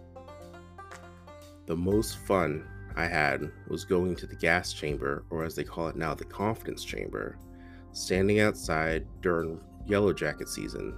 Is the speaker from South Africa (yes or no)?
no; Boston, Massachusetts, United States; also born or lived in Tennessee; I was born and raised in Boston, Mass